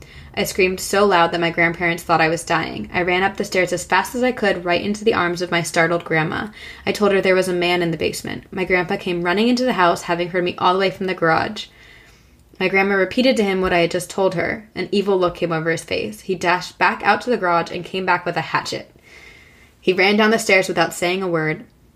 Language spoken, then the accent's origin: English; New Rochelle, New York, United States; I grew up on Brookside Place, which is located in a blue-collar neighborhood in New Rochelle, New York. It's a small city that sits on the Long Island Sound and touches the North Bronx.